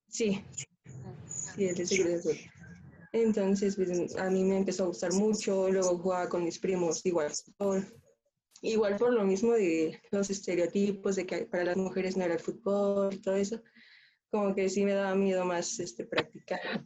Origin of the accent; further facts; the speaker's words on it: Mexico City, Mexico; soy de la Ciudad de México